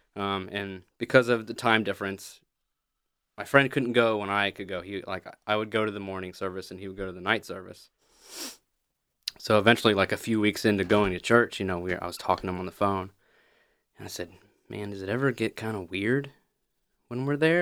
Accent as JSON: {"language": "English", "town": "Pigeon Forge", "region": "Tennessee", "country": "United States", "also_born_or_lived": "Texarkana", "moved": "as an adult", "said": "I'm from Pigeon Forge, Gatlinburg"}